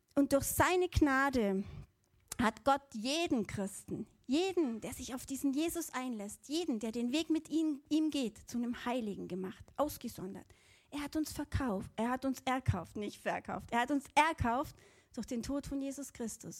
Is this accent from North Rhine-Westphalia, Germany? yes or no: no; Allgäu, Bavaria, Germany; Also ich bin im Allgäu aufgewachsen